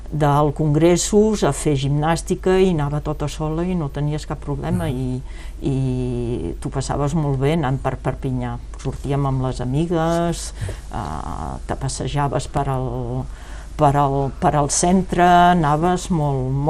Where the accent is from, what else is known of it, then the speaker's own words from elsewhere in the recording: Occitania, France; Jo tota la meva infància aquí a França era més aviat no, no et podies gaire